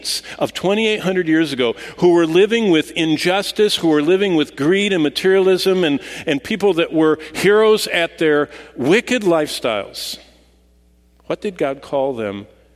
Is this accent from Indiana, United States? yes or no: no; Lansing, Michigan, United States; I was raised in Lansing